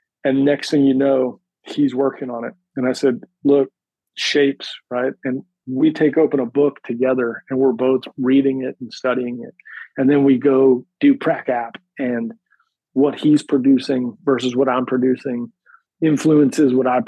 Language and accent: English; Pennsylvania, United States; born there; So I was born outside of Philadelphia, in the suburbs of Philadelphia, about 45 minutes north of the city. And I moved around quite a bit.